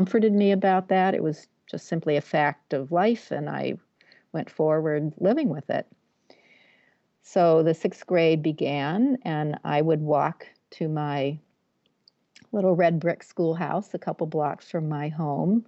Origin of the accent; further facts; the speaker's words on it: Massachusetts, United States; I'm from Massachusetts.